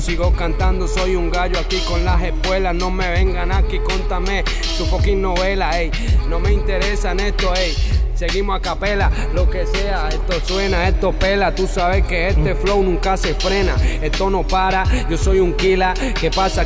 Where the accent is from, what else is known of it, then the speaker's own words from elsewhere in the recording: Bogotá, Colombia; moved away; also born or lived in Medellín / Manizales; cuando yo llegué a Medellín, yo, nací en Bogotá